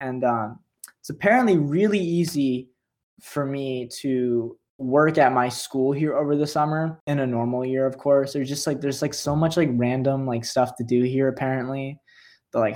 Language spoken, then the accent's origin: English; Sacramento, California, United States; moved away as an adult; now in New York, United States; I grew up in Sacramento.